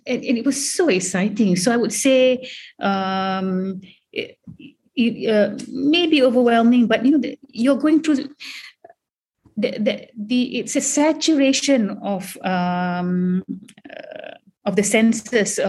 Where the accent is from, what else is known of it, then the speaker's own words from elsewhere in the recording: Malaysia; moved away as an adult; as Malaysian, coming from a totally vernacular environment